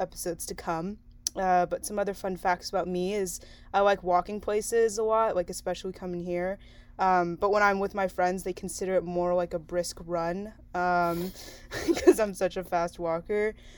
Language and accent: English; San Diego, California, United States; also born or lived in China; my parents imported me to San Diego when I was like a year old